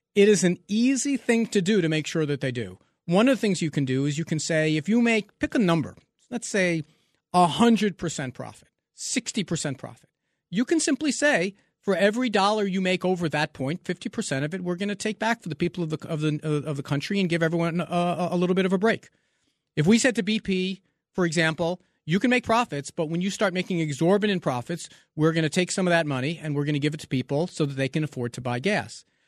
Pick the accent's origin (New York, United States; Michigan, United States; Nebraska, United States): New York, United States; growing up in New York